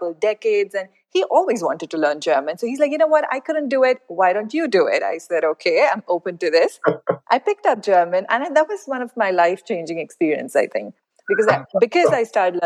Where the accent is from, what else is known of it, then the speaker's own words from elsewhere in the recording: India; moved away as an adult; now in Riyadh, Saudi Arabia; I am originally from India. That's where I grew up.